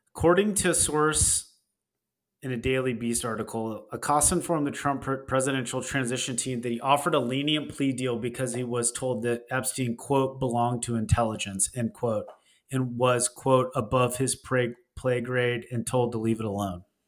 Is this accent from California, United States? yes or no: no; Texas, United States; I grew up in Texas